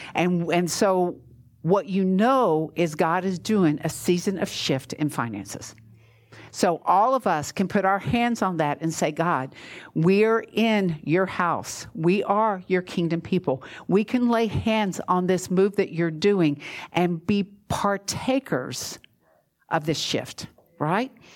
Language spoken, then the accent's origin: English; Georgia, United States; now in Florida, United States; I'm from Georgia, which you know that when it snows, we close